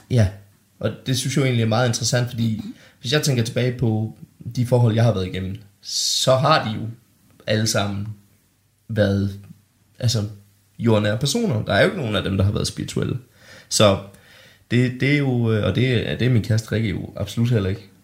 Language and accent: Danish; Denmark; mig og min lillebror David øh, boede hjemme i Bollerslev